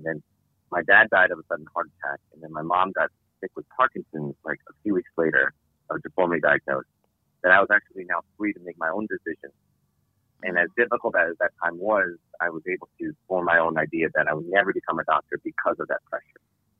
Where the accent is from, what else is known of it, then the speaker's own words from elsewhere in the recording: New York City, New York, United States; I grew up in New York City, born and raised